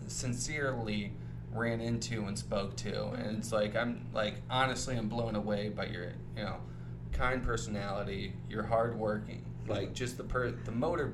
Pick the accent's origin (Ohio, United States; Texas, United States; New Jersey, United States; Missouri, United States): Ohio, United States; Toledo; like I come from Toledo, Ohio, some nowhere place. Shout out Toledo, by the way.